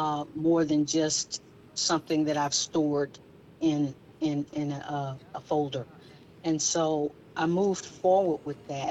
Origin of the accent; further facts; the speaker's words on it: Gray, Georgia, United States; you and I both grew up in small town America, in small town Georgia, Gray, Georgia